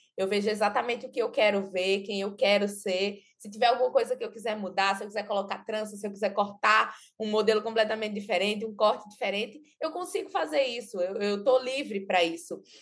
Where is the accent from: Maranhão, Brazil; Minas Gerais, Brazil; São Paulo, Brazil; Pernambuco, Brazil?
Pernambuco, Brazil; Belo Jardim; Eu morava na cidade do interior, eu nasci em Belo Jardim, que é uma cidade bem pequena aqui de Pernambuco, então, eu morava na casa dos meus pais